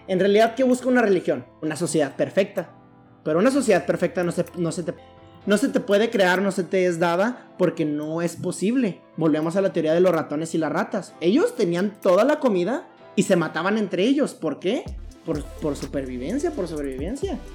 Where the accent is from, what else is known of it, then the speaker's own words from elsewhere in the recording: Mexico; yo soy mexicano.